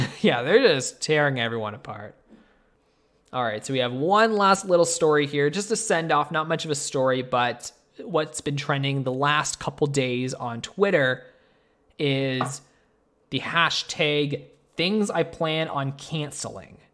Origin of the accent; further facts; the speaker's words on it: Canada; me and Tristan, we are Canadian